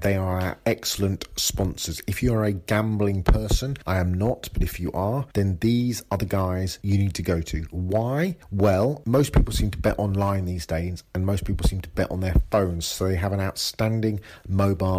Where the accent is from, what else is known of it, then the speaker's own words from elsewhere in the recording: England, United Kingdom; I'm English